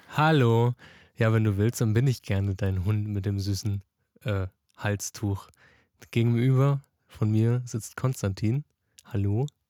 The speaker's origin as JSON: {"language": "German", "town": "Frankfurt", "region": "Hesse", "country": "Germany", "said": "ich komme auch aus Frankfurt"}